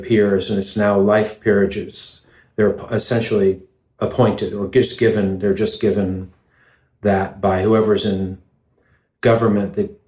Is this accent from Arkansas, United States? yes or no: no; New York City, New York, United States; also born or lived in London; I grew up in Greenwich Village, and my dad was English, and we had a house in London for a while, and we would go back and forth quite a bit